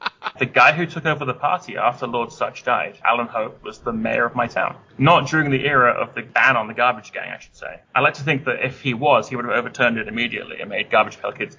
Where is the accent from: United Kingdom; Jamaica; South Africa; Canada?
United Kingdom; England; because of course we can't have ninjas, we're English, right?